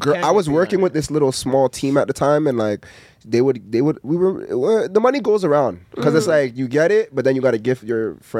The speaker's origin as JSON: {"language": "English", "country": "Canada", "said": "Being a Canadian is hard."}